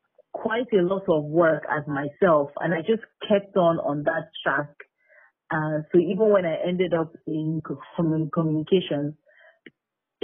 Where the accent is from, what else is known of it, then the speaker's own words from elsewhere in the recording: Nigeria; being a Nigerian, living in Nigeria